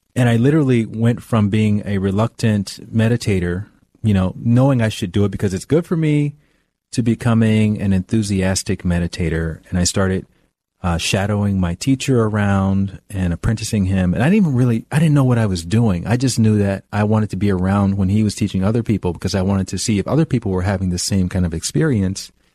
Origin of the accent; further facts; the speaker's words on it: Alabama, United States; moved away as an adult; also born or lived in New York; now in Los Angeles, United States; I'm from the South, I'm from Alabama